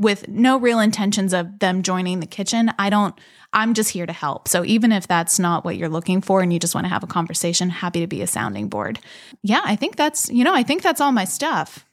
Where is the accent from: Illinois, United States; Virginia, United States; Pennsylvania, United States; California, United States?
Pennsylvania, United States; Elizabeth; also born or lived in Beaver, Pennsylvania; I'm from the South Hills. I grew up in Elizabeth